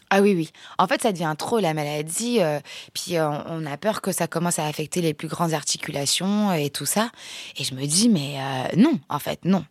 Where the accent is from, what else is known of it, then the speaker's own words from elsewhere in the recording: France; also born or lived in Mont-de-Marsan; on est circassien, on est français